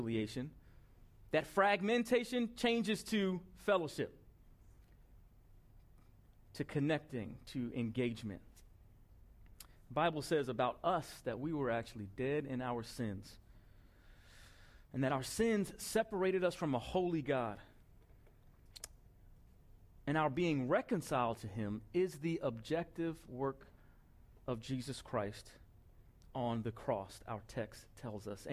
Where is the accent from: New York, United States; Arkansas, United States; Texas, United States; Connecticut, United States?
New York, United States; Long Island; I grew up in Long Island, the son of two parents who were born in the Deep South, raised in Harlem, New York